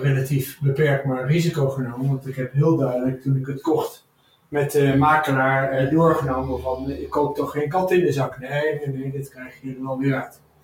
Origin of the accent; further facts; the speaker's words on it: Son en Breugel, North Brabant, Netherlands; ik ben opgegroeid in Brabant, Zonnebreugel